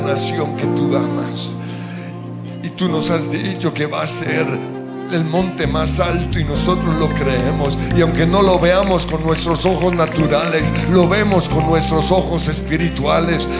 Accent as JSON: {"language": "Spanish", "country": "Colombia", "said": "hoy como colombianos"}